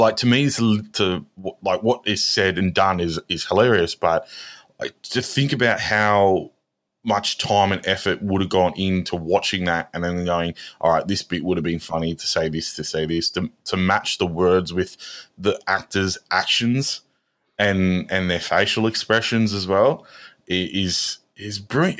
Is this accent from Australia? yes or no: yes; Australia; we're Australian